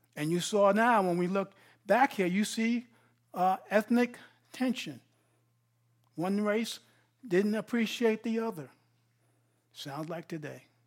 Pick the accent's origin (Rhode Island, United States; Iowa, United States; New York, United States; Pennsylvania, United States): New York, United States; Grasslands Hospital; I was born in a prison hospital, Grasslands Hospital